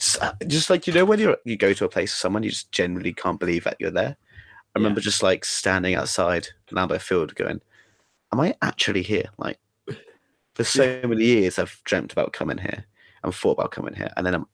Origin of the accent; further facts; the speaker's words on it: England, United Kingdom; now in Wisconsin, United States; I'm from England.